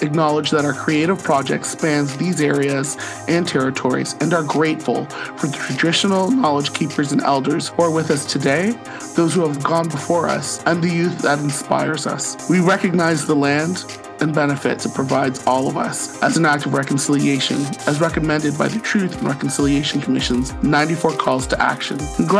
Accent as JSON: {"language": "English", "town": "St. Catharines", "region": "Ontario", "country": "Canada", "tie": "born or raised there", "moved": "as an adult", "lives_now": "Ottawa, Canada"}